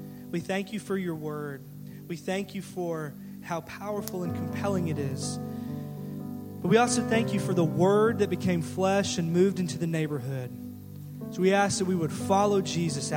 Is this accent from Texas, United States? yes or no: yes; Garland, Texas, United States; I was raised in Garland and graduated from Garland High School